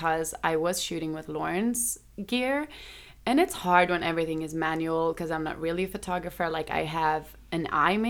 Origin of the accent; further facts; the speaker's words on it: Stockholm, Stockholm County, Sweden; Stockholm, Sweden